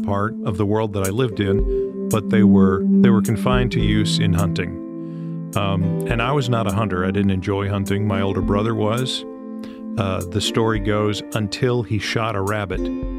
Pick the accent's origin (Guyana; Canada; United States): United States; Kentucky; I grew up in Kentucky. My dad grew up in Tennessee.